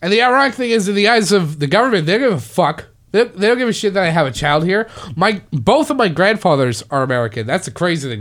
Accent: Canada; now in United States; I'm Canadian

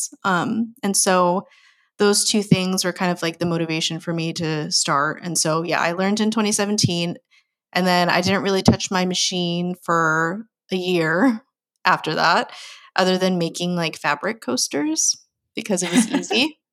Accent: United States; I'm full Filipino, but you know, grew up in America

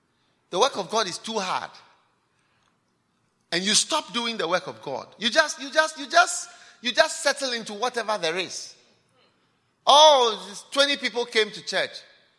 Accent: Ghana; moved away as an adult; now in Canada; I came from Ghana to start a church here in Canada

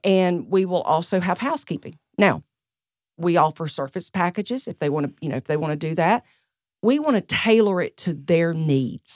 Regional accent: Greer, South Carolina, United States; accent: Southern; also born or lived in Charleston, South Carolina; I was born and raised right here in Greer, South Carolina

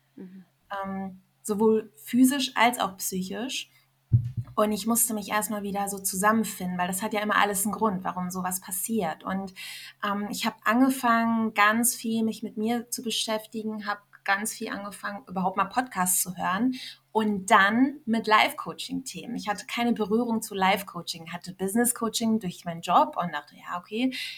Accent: Germany; also born or lived in Iran / Berlin; ich bin als äh, kleines Kind nach Deutschland gekommen mit meinen Eltern und ähm, ja, bin hier aufgewachsen, habe in Deutschland meine Heimat gefunden

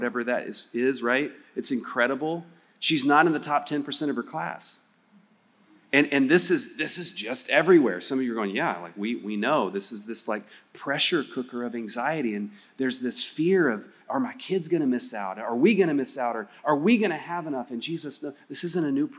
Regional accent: West Texas, United States; I'm from West Texas.

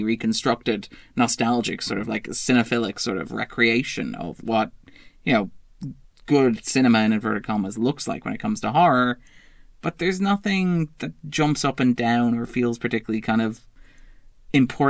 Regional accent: Sligo, Connacht, Ireland; I come from Sligo.

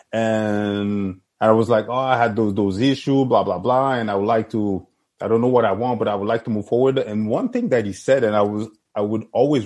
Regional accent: Montreal, Quebec, Canada; I grew up in Saint-Michel, Saint-Léonard with my friends

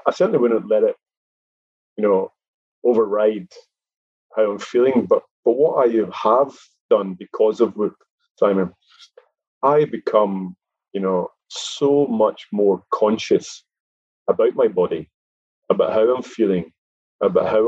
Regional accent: Scotland, United Kingdom; I, being a Scottish chap

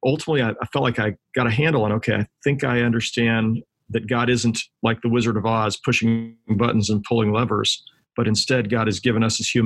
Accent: Kansas City, Missouri, United States; I grew up here in Kansas City

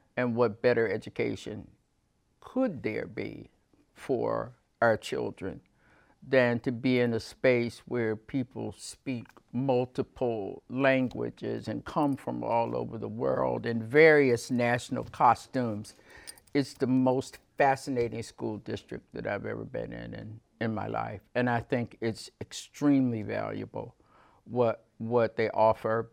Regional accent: Mississippi, United States; moved away as an adult; now in Winooski, United States; I started teaching in the public schools of my home state of Mississippi in the early seventies

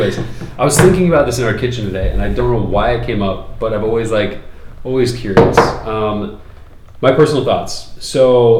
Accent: Oregon, United States; because I came from Oregon where I saw everyone

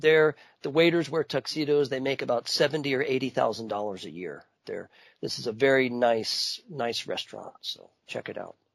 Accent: Miami, Florida, United States; now in an hour from New Orleans, United States; my hometown, Miami

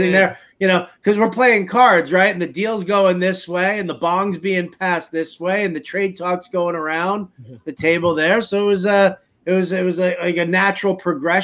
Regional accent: Long Island, New York City, United States; I grew up in New York City, high school out on Long Island, junior high school out on Long Island.

